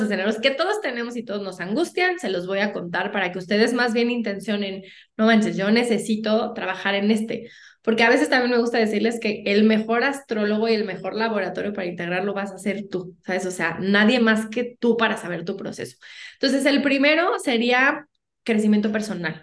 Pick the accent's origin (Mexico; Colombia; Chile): Mexico; como buenos mexicanos, no nos gusta